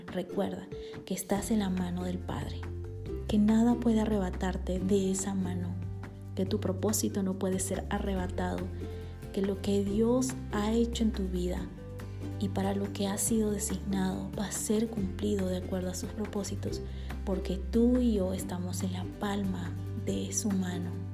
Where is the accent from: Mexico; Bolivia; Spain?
Bolivia; now in Guatemala; boliviana por amor y nacimiento y guatemalteca por amor y residencia